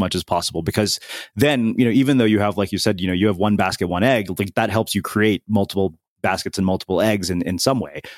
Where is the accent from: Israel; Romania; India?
India; I'm an Indian person